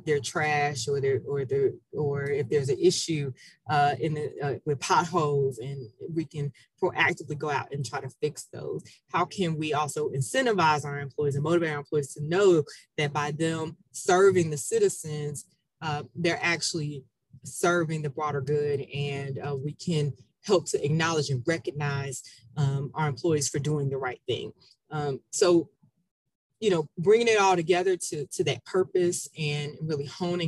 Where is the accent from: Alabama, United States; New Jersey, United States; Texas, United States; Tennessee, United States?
Tennessee, United States; Memphis; Memphis. And I have to say this, we have the best barbecue in the country.